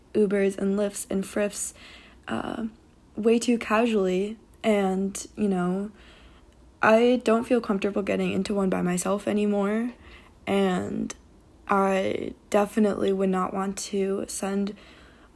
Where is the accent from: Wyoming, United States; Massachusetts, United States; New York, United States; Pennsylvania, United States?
New York, United States; moved away as an adult; now in Los Angeles, United States; my hometown, which is a very predominantly white area in New York, a suburban town